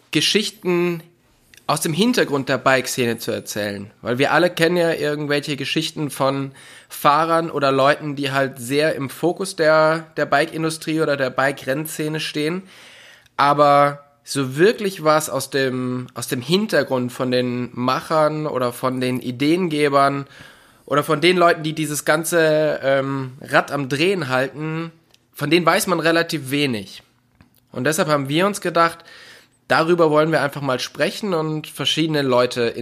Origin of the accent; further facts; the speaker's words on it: North Rhine-Westphalia, Germany; Also ich komme aus dem Oberbergischen Kreis in der Nähe von Köln.